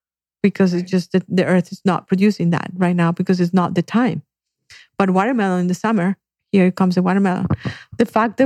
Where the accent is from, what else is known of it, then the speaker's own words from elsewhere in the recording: Colombia; moved away; I grew up in Colombia